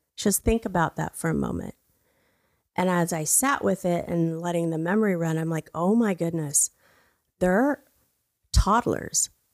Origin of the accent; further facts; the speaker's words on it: Brownwood, Texas, United States; moved away; also born or lived in Mexico; I was born in Brownwood, Texas. I'm a United States citizen